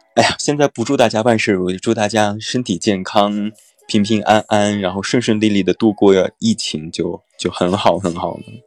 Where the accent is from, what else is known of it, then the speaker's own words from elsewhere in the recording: Taiyuan, Shanxi, China; accent: Taiyuan Mandarin; moved away; 如果我要回到家乡，回到太原的话，我的太原普通话的味道也是非常强烈的